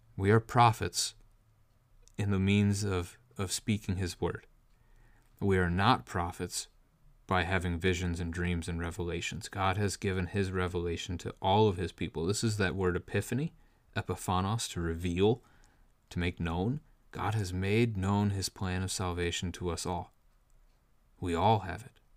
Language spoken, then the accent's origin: English; United States; as American Christians